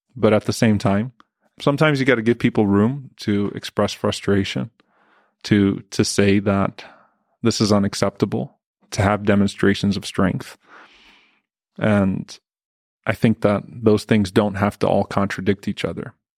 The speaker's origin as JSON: {"language": "English", "country": "United States", "said": "we have to carry ourselves as proud American Muslims"}